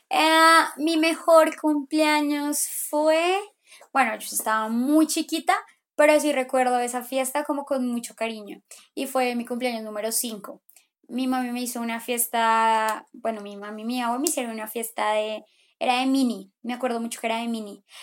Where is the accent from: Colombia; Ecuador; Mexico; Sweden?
Colombia; Pereira, Risaralda; Mira, yo soy como de Pereira, huevón